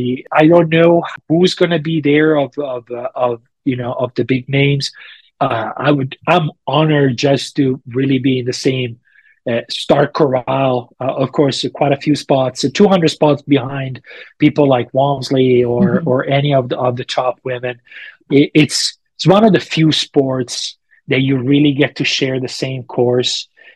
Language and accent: English; Auburn, California, United States; "Of course I did. I'm from Auburn. I ran it 3 times and I paced 4 times.